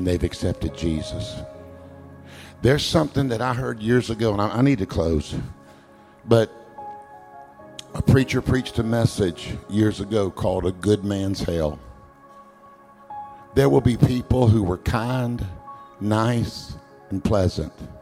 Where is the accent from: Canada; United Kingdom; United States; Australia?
United States; I'm American.